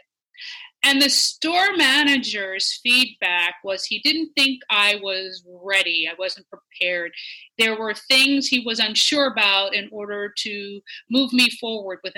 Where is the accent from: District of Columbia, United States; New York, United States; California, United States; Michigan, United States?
District of Columbia, United States; Washington; also born or lived in St. Louis, Missouri; I remember growing up in Washington, D.C.